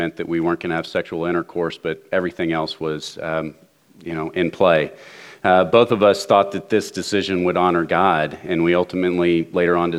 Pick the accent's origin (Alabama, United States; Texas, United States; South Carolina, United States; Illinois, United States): Texas, United States; Dallas; I grew up in Dallas